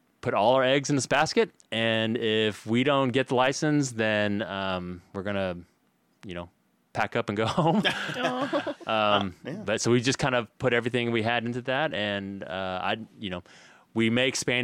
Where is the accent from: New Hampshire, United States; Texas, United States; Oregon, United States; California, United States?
Texas, United States; my parents immigrated here from Korea about a year before I was born. And I grew up in Texas in this like very like monocultural like town